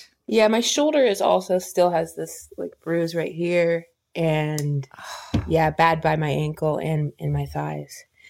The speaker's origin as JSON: {"language": "English", "town": "Dayton", "region": "Ohio", "country": "United States", "tie": "born or raised there", "said": "But growing up in Dayton, Will and I met doing that in the humorous interpretation category."}